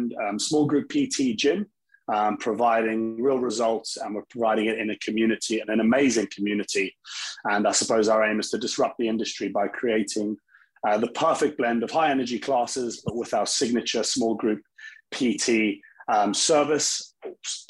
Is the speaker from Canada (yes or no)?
no; South Africa; now in United Kingdom; I'm actually from South Africa originally, very heavy sports country, and kind of born into sport